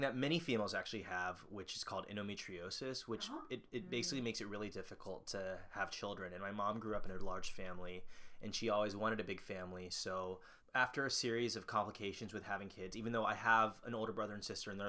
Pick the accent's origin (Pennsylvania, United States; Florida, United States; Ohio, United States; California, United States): Florida, United States; born or raised there; also born or lived in Seoul, South Korea